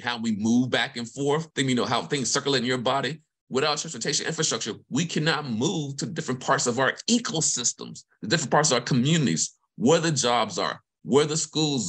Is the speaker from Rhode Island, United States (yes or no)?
no; Vicksburg, Mississippi, United States; moved away; I'm from the state of Mississippi, grew up in Vicksburg